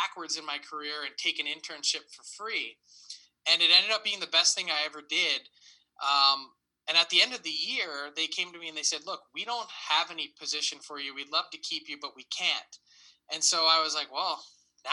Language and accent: English; Philadelphia, Pennsylvania, United States; as a kid from Philly